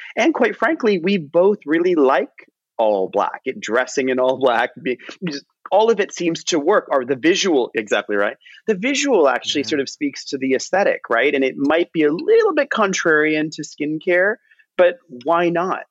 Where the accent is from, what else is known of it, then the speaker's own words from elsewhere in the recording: Cleveland, Ohio, United States; I'm from Cleveland and I'm Indian